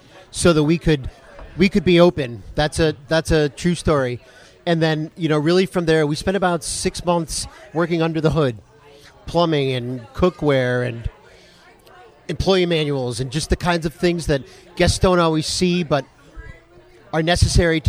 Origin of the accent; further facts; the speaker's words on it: New England, United States; now in Florida, United States; I'm originally from New England